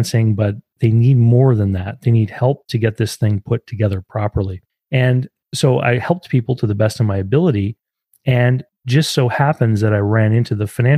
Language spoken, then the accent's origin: English; Canada; I'm from Canada.